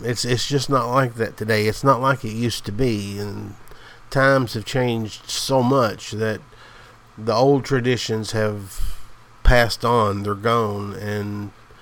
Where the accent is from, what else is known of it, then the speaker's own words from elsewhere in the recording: the South, the Appalachian Mountains, United States; I'm from the South. The Appalachian Mountains. I'm just a country boy, a hillbilly, as I always call myself